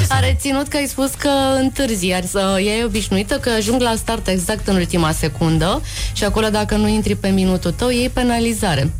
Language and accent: Romanian; Timișoara, Timiș County, Romania; Am fost crescută în Timișoara și bunicul avea o fermă de porci